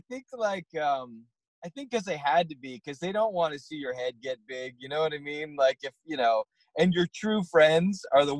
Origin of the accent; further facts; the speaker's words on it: Danvers, Massachusetts, United States; now in Los Angeles, United States; my parents still live in Danvers, the house I grew up